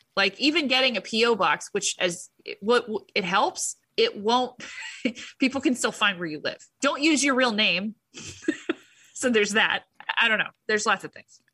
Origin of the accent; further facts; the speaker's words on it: United States; I'm an American